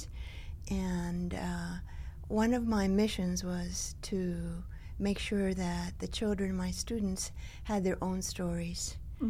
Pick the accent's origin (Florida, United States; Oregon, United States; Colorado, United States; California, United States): Florida, United States; Miami; first language Spanish; English is a second language; also born or lived in Havana, Cuba / Boston; my family came to the United States in 1958. I was 8 years old. I grew up in Miami. In Miami, there's a large Cuban community still today. Mm-hmm. So I spoke Spanish at home